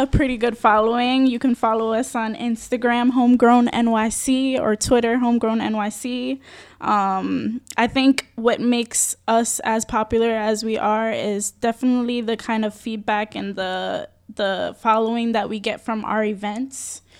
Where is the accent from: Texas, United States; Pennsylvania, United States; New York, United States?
New York, United States; New York City; I'm born and raised in the Bronx